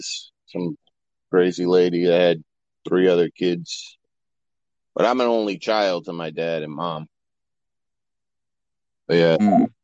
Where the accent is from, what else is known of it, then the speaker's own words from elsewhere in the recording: Norwich, Connecticut, United States; born there; also born or lived in Daytona Beach, Florida; Yeah, I was born in Connecticut, Norwich, Connecticut.